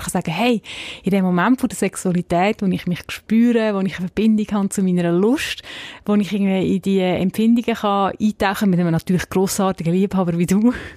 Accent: Zug, Switzerland; ich bin in der Stadt Zug aufgewachsen

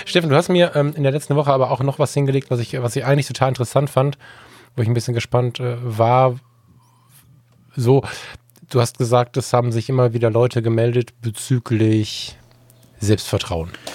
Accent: West Germany, Germany; ich als Wessi Bengel

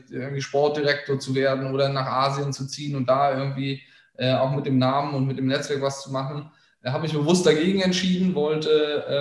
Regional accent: Bonn, North Rhine-Westphalia, Germany; Also ich komme aus Bonn, das darf gerne jeder wissen, ähm, habe da auch meine Jugend und Kindheit verbracht

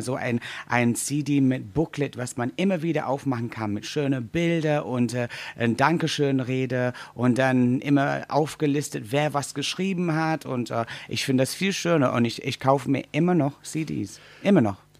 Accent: England, United Kingdom; German is a second language; moved away; Wir als Engländer

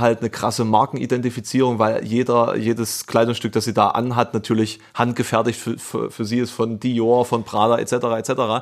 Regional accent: East Germany, Germany; ich komme aus dem Osten

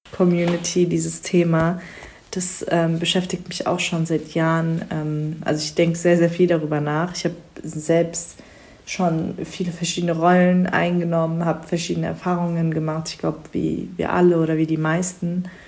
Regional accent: Germany; also born or lived in Frankfurt; Ich bin Schwester von vier und bin die Einzige, die in Deutschland geboren ist

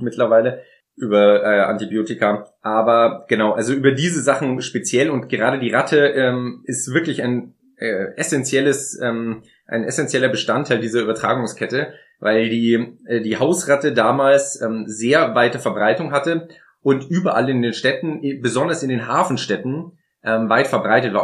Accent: Munich, Bavaria, Germany; in meiner Heimatstadt in München den Marienplatz

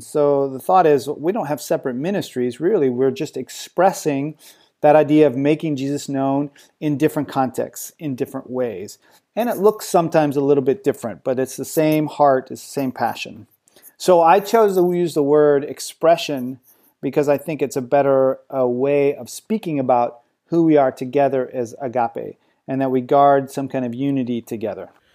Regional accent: United States; moved away as an adult; now in France; I'm an American

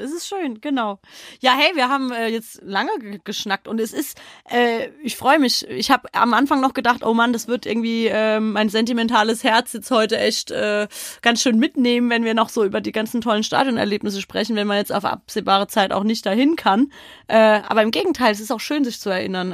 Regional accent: Frankfurt, Hesse, Germany; bei uns in Frankfurt

